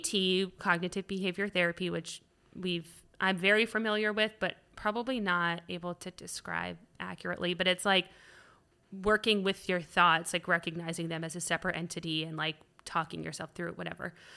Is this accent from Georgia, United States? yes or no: yes; Atlanta, Georgia, United States; also born or lived in Virginia / Florida / Iowa; I moved here in second grade, so we moved a lot